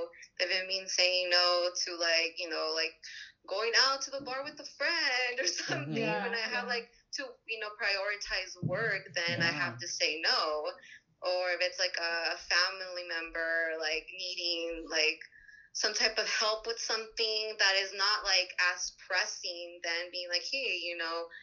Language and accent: English; Los Angeles, California, United States; I'm from another hood too. It's Pacoima.